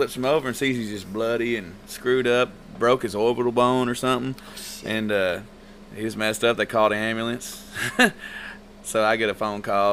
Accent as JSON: {"language": "English", "town": "Linden", "region": "Texas", "country": "United States", "tie": "born or raised there", "said": "growing up in Linden, you know, back in the day"}